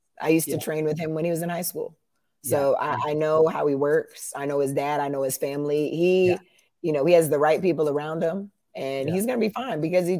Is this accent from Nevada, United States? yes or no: yes; Las Vegas, Nevada, United States; moved away as an adult; now in Israel; I'm from Vegas